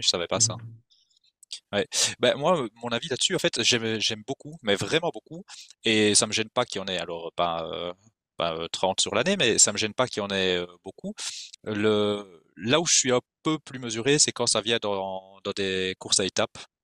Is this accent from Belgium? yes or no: yes; Belgium; on est belge